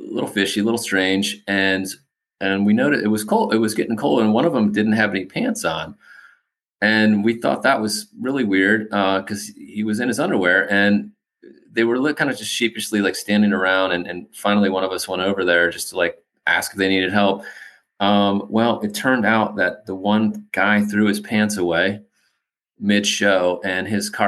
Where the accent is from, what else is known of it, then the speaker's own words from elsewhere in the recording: Cincinnati, Ohio, United States; also born or lived in Cleveland, Ohio; now in Charleston, United States; I was born in Cleveland, but raised in Cincinnati. And as a Cincinnati boy